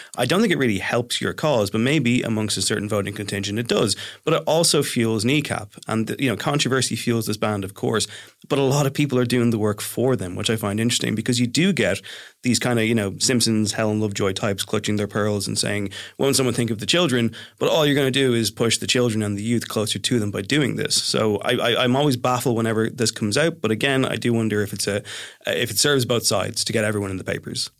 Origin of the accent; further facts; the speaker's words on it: Ireland; I am from the Republic